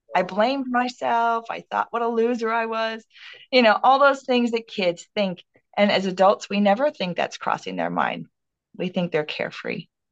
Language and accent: English; Minnesota, United States; moved away as an adult; now in Texas, United States; I grew up, born and raised in Minnesota